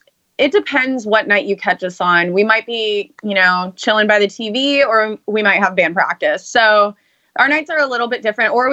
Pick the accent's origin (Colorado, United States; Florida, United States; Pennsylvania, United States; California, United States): Florida, United States; Orlando; grew up, born and raised in Orlando, Florida.